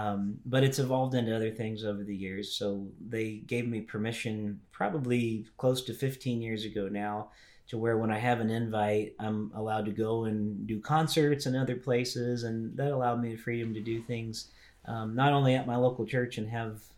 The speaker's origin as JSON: {"language": "English", "town": "Louisville", "region": "Kentucky", "country": "United States", "tie": "born or raised there", "also_born_or_lived": "Indiana / Tennessee", "said": "Well, I was born in Louisville, Kentucky. And because my dad was a pastor, we moved a lot. So I kind of grew up in Kentucky, Indiana. We lived Tennessee for a bit."}